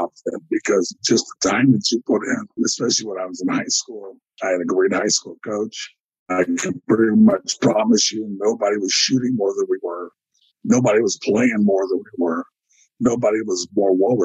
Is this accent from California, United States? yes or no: yes; Elk Grove, California, United States; I grew up in California. I went to this high school, Elk Grove, California